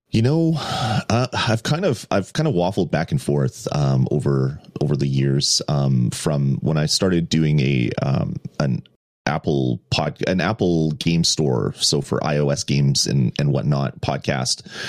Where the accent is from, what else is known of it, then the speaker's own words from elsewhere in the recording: Canada; I'm not American, um, but uh, I'm Canadian